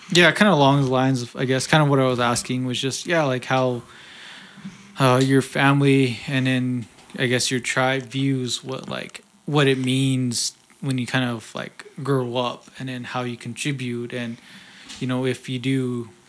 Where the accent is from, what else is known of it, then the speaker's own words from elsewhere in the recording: Leupp, Arizona, United States; I'm from Leupp